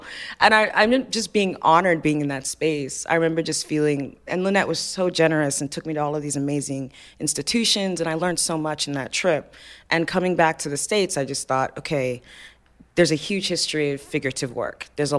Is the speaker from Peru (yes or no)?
no; Nigeria; I knew they were going to be Nigerian, because I'm Nigerian, so that's, you know.